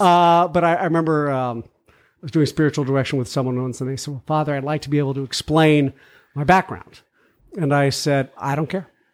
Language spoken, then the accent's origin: English; McLean, Virginia, United States; moved away; I grew up in Virginia. McLean